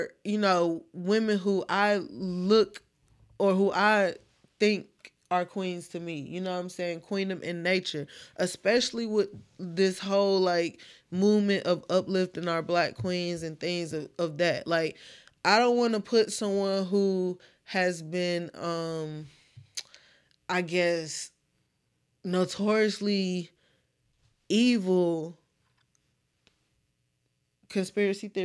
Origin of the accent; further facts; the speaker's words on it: United States; I'm American